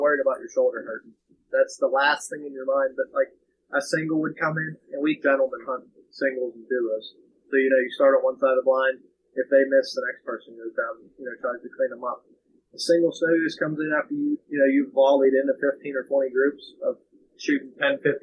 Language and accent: English; Pennsylvania, United States